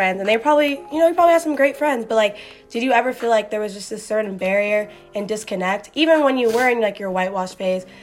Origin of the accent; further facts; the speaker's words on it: United States; too American